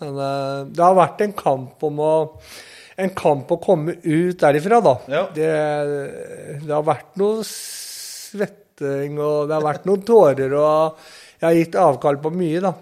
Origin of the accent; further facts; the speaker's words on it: Sarpsborg, Østfold, Norway; på Sandbakken der jeg kommer ifra